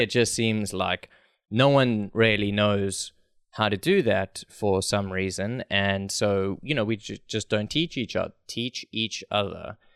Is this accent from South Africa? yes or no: yes; South Africa; I'm from South Africa